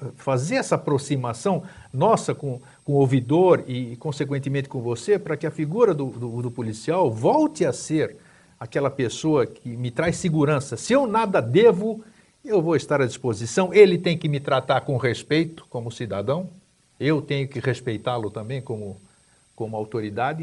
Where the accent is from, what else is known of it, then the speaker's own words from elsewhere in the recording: São Paulo, Brazil; now in Santa Catarina, Brazil; eu morei em São Paulo, cresci em São Paulo, vim para cá em 88